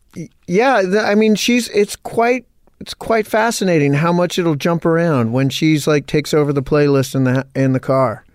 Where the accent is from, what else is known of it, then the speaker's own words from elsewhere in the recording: Modesto, California, United States; I grew up in Modesto, California